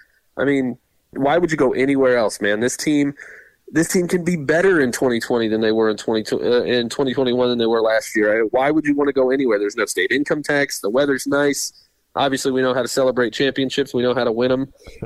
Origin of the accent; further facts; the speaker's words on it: Tampa, Florida, United States; I'm the Wire ambassador of the Tampa Bay area, my hometown. I'm born and raised here.